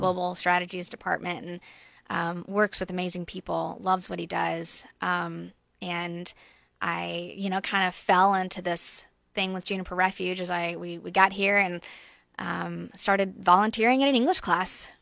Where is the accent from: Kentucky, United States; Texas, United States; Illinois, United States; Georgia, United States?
Georgia, United States; Brunswick; moved away as an adult; also born or lived in Statesboro, Georgia / North Africa; I'm originally from South Georgia. We're about an hour south of Savannah, um, Brunswick, Saint Simon's Island area.